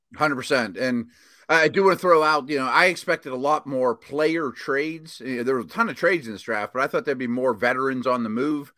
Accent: Pittsburgh, Pennsylvania, United States; my hometown team

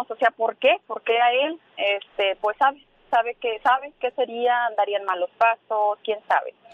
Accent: Guadalajara, Jalisco, Mexico; now in Las Vegas, United States; yo soy de Guadalajara

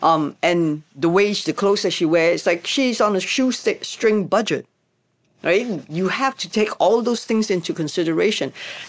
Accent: Hong Kong; because, you know, we come from Hong Kong and we know how we celebrate a start of a movie.

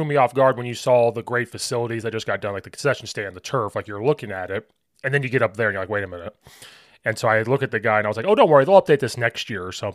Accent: Oakwood, Illinois, United States; moved away as an adult; also born or lived in Charleston, Illinois; now in Chicago suburbs, United States; I grew up in Oakwood

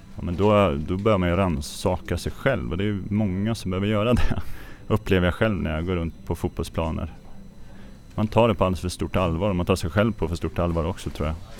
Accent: Örebro, Örebro County, Sweden; hemma i Örebro

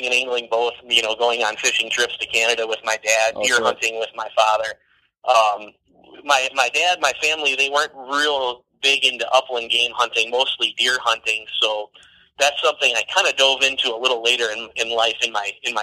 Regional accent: Wisconsin Dells, Wisconsin, United States; also born or lived in Kingsville, Texas; I grew up in the Wisconsin Dells area

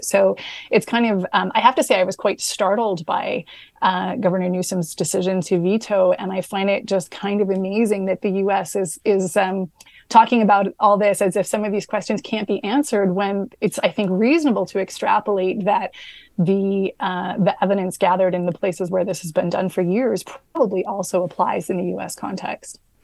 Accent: Canada; I'm a Canadian. I work for the New York Times, but I'm based in Canada

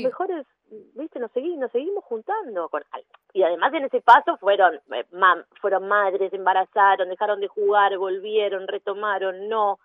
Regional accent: Mar del Plata, Buenos Aires Province, Argentina; now in Buenos Aires, Argentina; En Mar del Plata, yo soy de Mar del Plata, en Mar del Plata ya había jugado con amigas al fútbol. Y cuando me vine a vivir a Buenos Aires

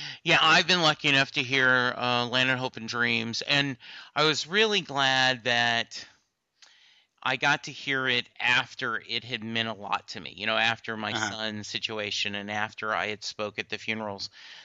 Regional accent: Louisiana, United States; I'm from Louisiana originally, and that's where I was born, and I spent a lot of my time growing up there.

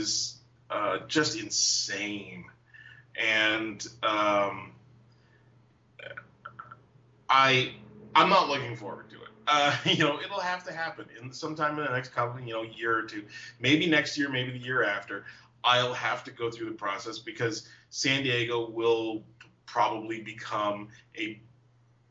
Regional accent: Toronto, Ontario, Canada; born or raised there

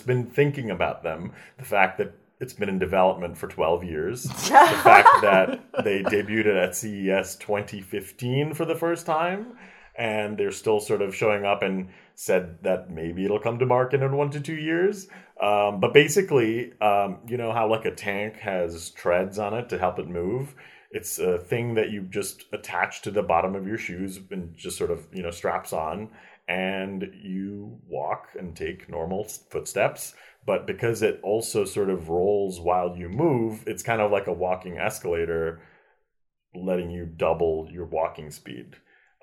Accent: New York, United States; I'm from New York

